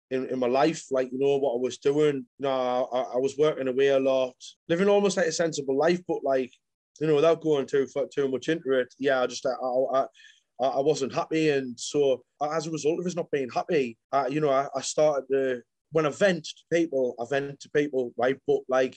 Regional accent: Sunderland, North East England, United Kingdom; moved away as an adult; now in Manchester, United Kingdom; from Sunderland. I'm living in Manchester at the minute.

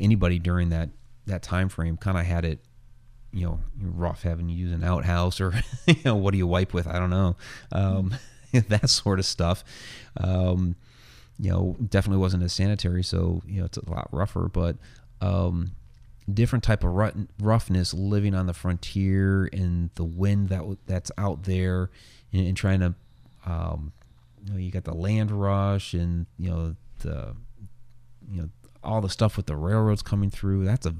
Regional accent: Ohio, United States; also born or lived in Maryland / Oklahoma; Of course, as a kid growing up on the East, and that's where I had some of my first experiences. Midwest, originally from Ohio and then have lived there in my teens and then, you know, back to Maryland

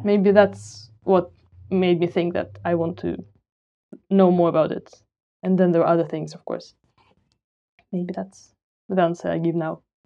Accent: Moscow, Russia; moved away; also born or lived in London / Bristol; I grew up in Moscow and then I moved to London and Bristol.

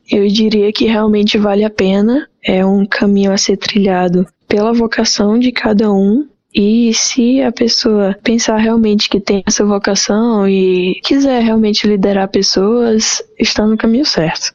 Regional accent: Fortaleza, Ceará, Brazil; sou nascida em Fortaleza, Ceará

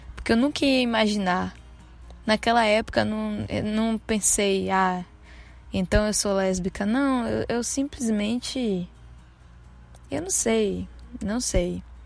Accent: Santo Antônio de Jesus, Bahia, Brazil; now in Salvador, Brazil; Nasci aqui. Mas não cresci aqui. Cresci no interiorzinho daqui de perto. Se chama Santo Antônio de Jesus

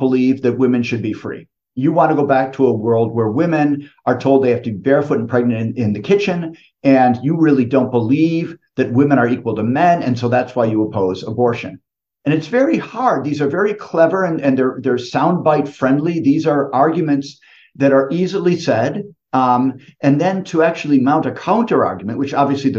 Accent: United States; now in Italy; I grew up in the United States

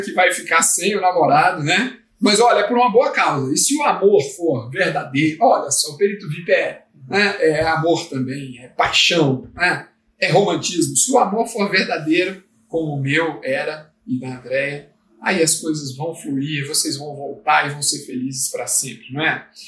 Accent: Brasília, Federal District, Brazil; eu quero ficar aqui no DF, que é a cidade onde eu nasci, Brasília

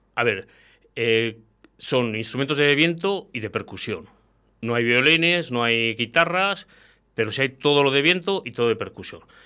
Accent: Valladolid, Castile and León, Spain; somos muy de Castilla, de Valladolid

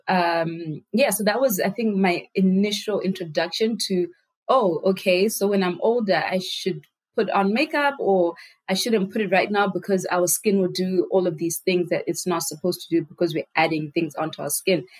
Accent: Harare, Zimbabwe; I was born and raised in Zimbabwe

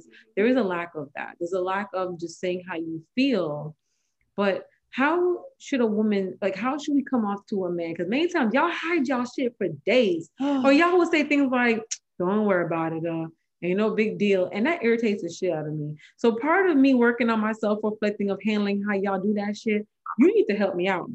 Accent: Jamaica; I am Jamaican

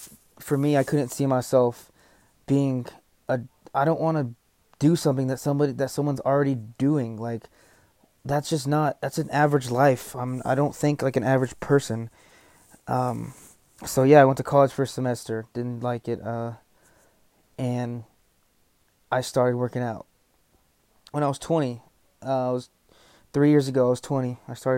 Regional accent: Texas, United States; I was born here in Texas, lived here all my life.

